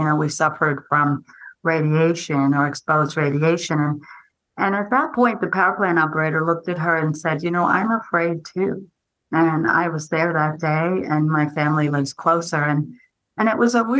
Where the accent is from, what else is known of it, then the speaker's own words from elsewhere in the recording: New Jersey, United States; I grew up in New Jersey